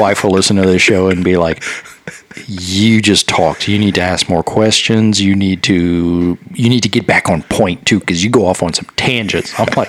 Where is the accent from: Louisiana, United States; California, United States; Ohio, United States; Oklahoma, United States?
Louisiana, United States; now in League City, United States; I'm from Louisiana, and when I moved here to League City